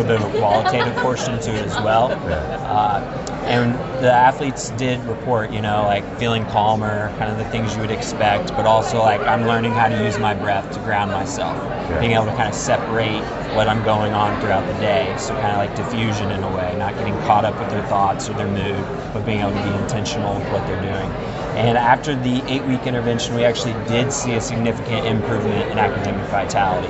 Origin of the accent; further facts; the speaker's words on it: Louisville, Kentucky, United States; moved away; also born or lived in West Virginia; I'm originally from Louisville, Kentucky.